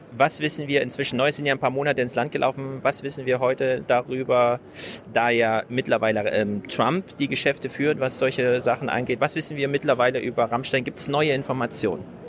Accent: Frankfurt, Hesse, Germany; als Frankfurter

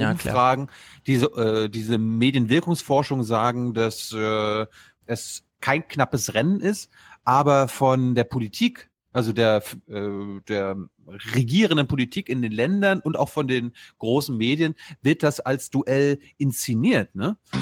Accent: Germany; als Europäer, als Deutsche

